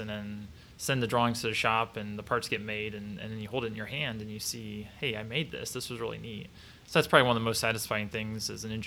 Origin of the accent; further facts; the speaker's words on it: Mansfield, Ohio, United States; also born or lived in Ontario, Ohio; now in Columbus, United States; I grew up in just outside of Mansfield, Ohio